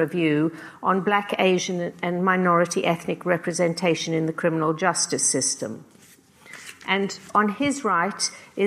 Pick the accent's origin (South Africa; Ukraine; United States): South Africa; also born or lived in Britain; now in United Kingdom; I'm a South African-born playwright and novelist who, although I've lived most of my life in Britain, still feels very strong bonds to my mother country.